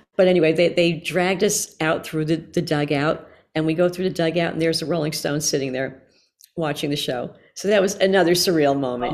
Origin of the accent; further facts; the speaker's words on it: Newark, New Jersey, United States; I grew up in New Jersey, in, uh, Newark, New Jersey mostly.